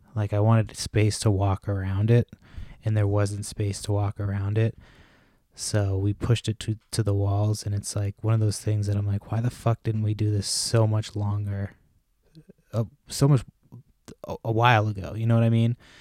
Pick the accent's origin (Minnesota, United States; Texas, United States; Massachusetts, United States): Massachusetts, United States; moved away; also born or lived in Washington State; we moved from Washington State to Massachusetts, which is where I'm originally from